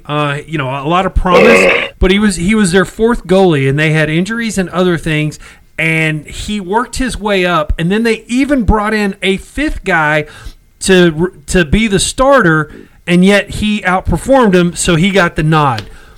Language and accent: English; Arlington, Texas, United States; now in Granbury, United States; I grew up in Arlington, and that's an 817 area code.